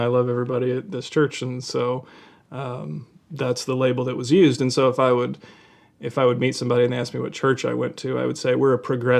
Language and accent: English; Kentucky, United States; I grew up in Kentucky, and as you know, just a couple hour drive from where I grew up, and I have relatives who still are very into that kind of thing.